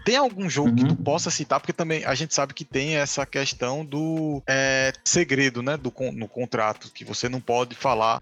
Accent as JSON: {"language": "Portuguese", "town": "Jaboatão dos Guararapes", "region": "Pernambuco", "country": "Brazil", "also_born_or_lived": "Recife", "said": "Eu não saí de Pernambuco, mas eu também saí do Recife. Voltei para Jaboatão"}